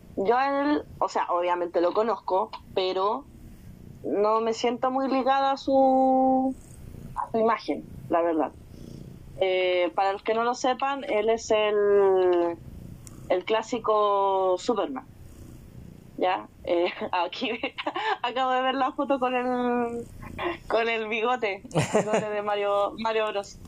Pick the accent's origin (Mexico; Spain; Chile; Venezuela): Chile; acá me voy a poner como chilena